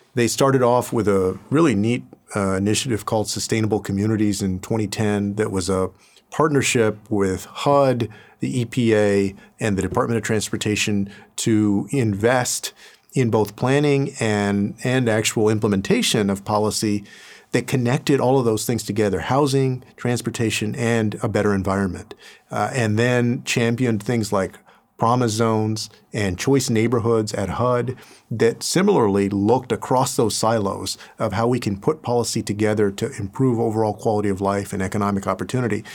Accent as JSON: {"language": "English", "town": "San Antonio", "region": "Texas", "country": "United States", "tie": "born or raised there", "moved": "as an adult", "said": "I went away from my hometown of San Antonio"}